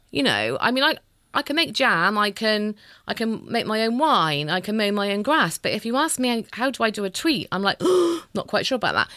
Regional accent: Bristol, South West England, United Kingdom; I always say I'm from Bristol.

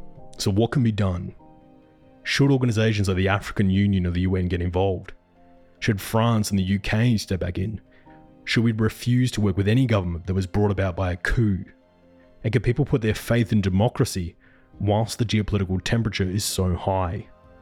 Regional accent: Australia; It's the beginning of April here in Australia, and our bushfire season is finally coming to a close. Summer here in my hometown can get blisteringly hot

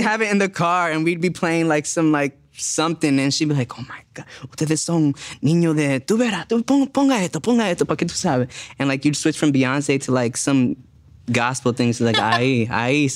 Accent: Jersey City, New Jersey, United States; moved away as an adult; also born or lived in Dominican Republic; now in Los Angeles, United States; I grew up in Jersey City, which was like voted as like the most diverse city in America

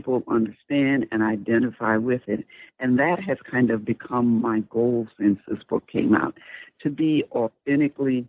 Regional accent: Sumter, South Carolina, United States; moved away; Sumter, my hometown

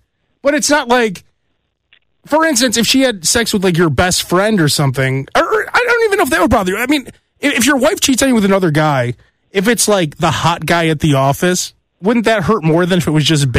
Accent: New York, United States; I'm from New York, right?

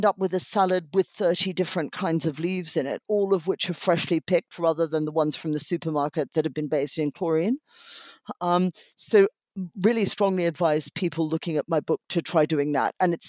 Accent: Australia; born or raised there

